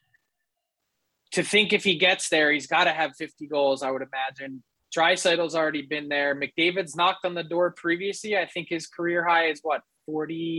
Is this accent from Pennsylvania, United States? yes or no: yes; Philadelphia, Pennsylvania, United States; moved away; being from Philly